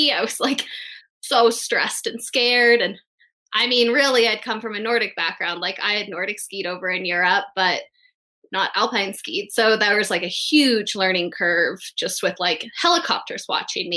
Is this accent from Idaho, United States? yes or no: yes; Sun Valley, Idaho, United States; moved away as an adult; also born or lived in Crested Butte, Colorado / Utah; I'm originally from Sun Valley, Idaho, and that's where I grew up